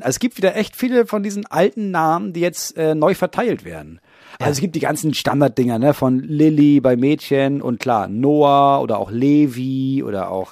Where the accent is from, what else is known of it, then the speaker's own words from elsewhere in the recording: near Dithmarschen, Schleswig-Holstein, Germany; ich komme ja aus der Nähe von Dithmarschen, Schleswig-Holstein, größtes Kohlanbaugebiet Europas.